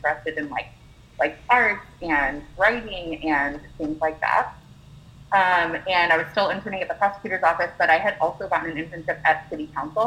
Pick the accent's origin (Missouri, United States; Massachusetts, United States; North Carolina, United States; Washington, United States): Washington, United States; Seattle; I'm from Seattle